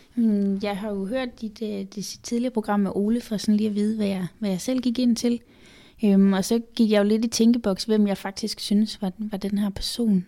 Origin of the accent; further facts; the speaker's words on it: Funen, Southern Denmark, Denmark; now in Copenhagen, Denmark; jeg er jo født og opvokset på Fyn